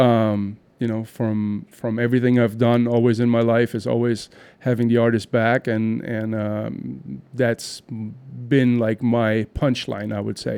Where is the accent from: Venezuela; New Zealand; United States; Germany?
Germany; Düren, North Rhine-Westphalia; moved away; I'm actually from Germany, I'm from a small town outside of Cologne called Düren.